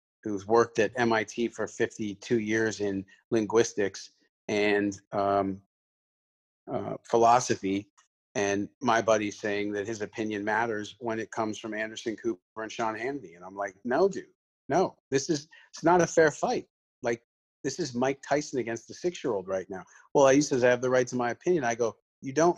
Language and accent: English; Canada; I'm Canadian